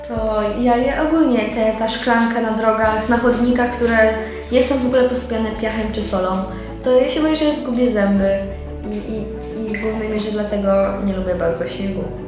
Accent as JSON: {"language": "Polish", "town": "Słupsk", "region": "Pomeranian Voivodeship", "country": "Poland", "tie": "born or raised there", "said": "Potem jak wróciłam do domu, zaczęłam chodzić na słupskie bulwary"}